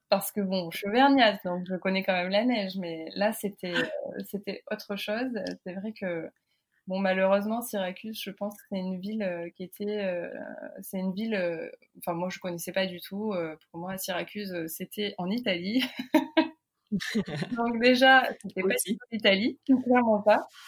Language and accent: French; France; moved away as an adult; also born or lived in Oklahoma, United States; now in Houston, United States; la façon dont j'ai grandi en France